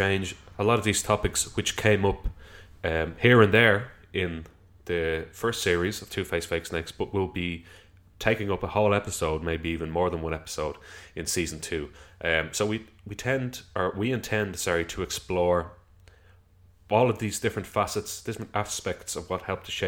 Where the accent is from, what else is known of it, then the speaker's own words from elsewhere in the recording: Dublin, Leinster, Ireland; we came from South County Dublin